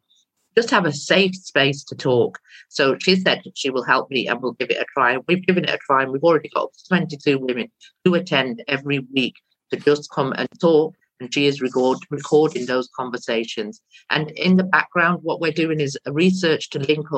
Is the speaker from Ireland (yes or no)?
no; India; now in Stockport, United Kingdom; I'm not actually from Pakistan, I'm from India.